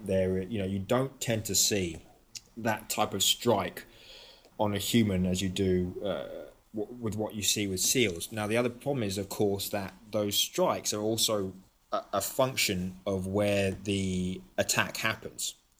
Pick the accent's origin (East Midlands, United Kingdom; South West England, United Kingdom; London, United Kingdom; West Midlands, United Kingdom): London, United Kingdom; moved away as an adult; also born or lived in Athens, Greece / St Andrews, Scotland; now in United States; I grew up in London, but I also spent, uh, close to seven years living in Athens, Greece